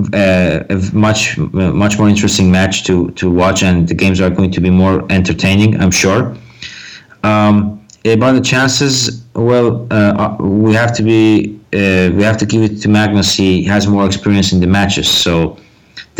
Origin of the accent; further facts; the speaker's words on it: United States; I'm an American